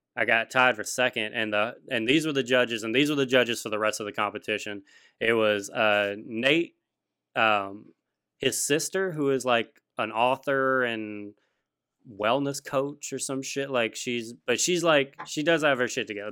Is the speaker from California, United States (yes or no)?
no; Louisiana, United States; Oh, Louisiana